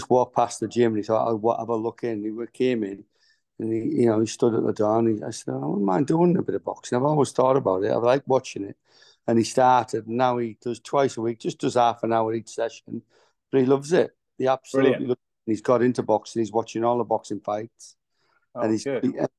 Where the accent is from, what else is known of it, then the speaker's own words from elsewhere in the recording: Middlesbrough, North East England, United Kingdom; moved away as an adult; also born or lived in London / Bournemouth; now in Gower, United Kingdom; I was brought up in Middlesbrough